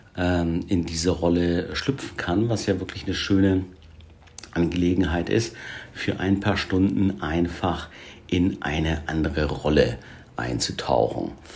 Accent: Hamburg, Germany; ich komme ja aus Hamburg wir leben hier in Hamburg

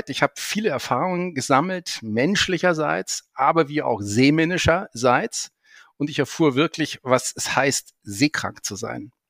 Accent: Bavaria, Germany; born there; Ich bin 56 Jahre alt.

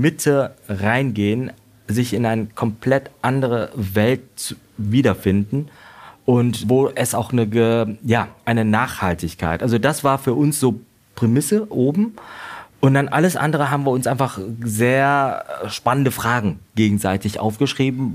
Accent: Vietnam; born or raised there; now in Germany

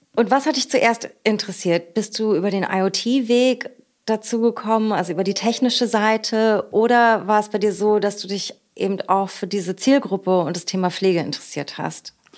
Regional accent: Berlin, Germany; aus meiner Heimat und unserer schönen Hauptstadt Berlin

